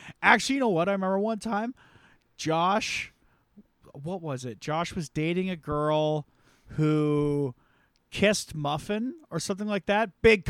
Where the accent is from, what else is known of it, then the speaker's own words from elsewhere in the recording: the South, United States; I'm from the South, so.